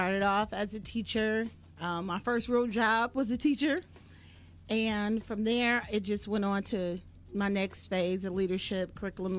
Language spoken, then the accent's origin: English; Detroit, Michigan, United States; Born and raised in Detroit